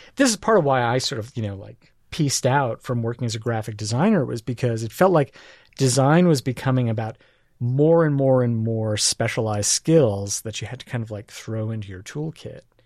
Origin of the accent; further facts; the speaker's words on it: New York City, New York, United States; moved away as an adult; also born or lived in England; now in Portland, United States; grew up in New York City